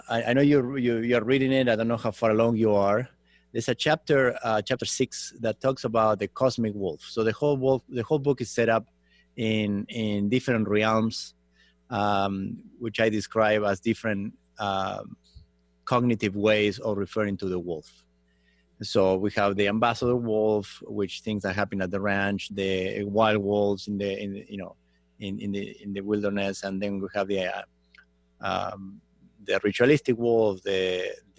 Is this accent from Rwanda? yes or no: no; Argentina; moved away as an adult; now in Los Angeles, United States; I grew up in Argentina from Italian descent